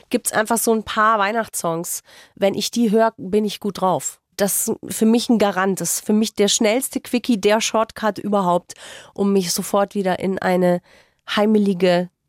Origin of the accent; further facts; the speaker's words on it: Munich, Bavaria, Germany; Ich bin im Münchner Süden aufgewachsen und in Bezug auf Otterfing gibt es ein altes Sprichwort bzw. einen alten Flachwitz.